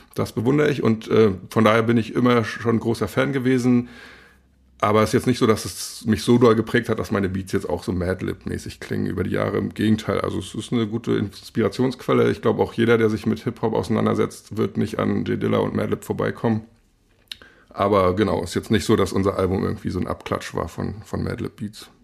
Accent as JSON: {"language": "German", "town": "Rostock", "region": "Mecklenburg-Vorpommern", "country": "Germany", "tie": "born or raised there", "moved": "as an adult", "lives_now": "Berlin, Germany", "said": "ich bin Rostocker"}